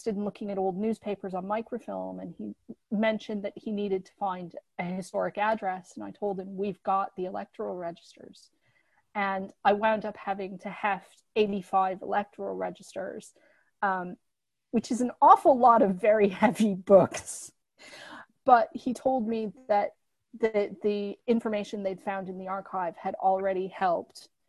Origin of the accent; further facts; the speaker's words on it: Michigan, United States; now in London, United Kingdom; I'm from Michigan, which is where Detroit is.